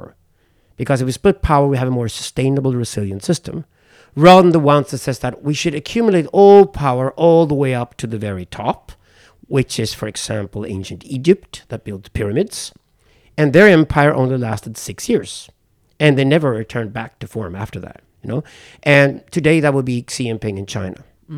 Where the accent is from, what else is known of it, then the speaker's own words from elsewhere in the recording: South Africa; Being a white South African, I come from mixed race South African family